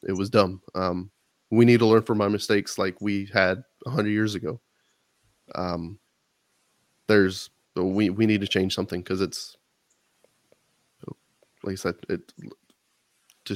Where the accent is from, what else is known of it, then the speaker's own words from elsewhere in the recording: Texas, United States; as a Texan